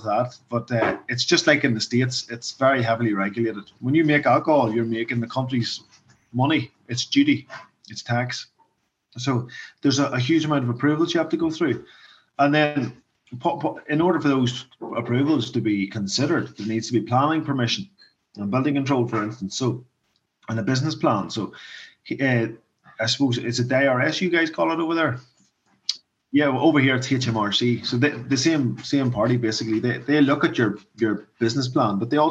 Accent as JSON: {"language": "English", "area": "Mourne Mountains, County Down", "region": "Northern Ireland", "country": "United Kingdom", "said": "I'm from the Mourne Mountains, basically. Yeah, so this is our area. I'm from Mourne Point, which is the next town over from Rostrever"}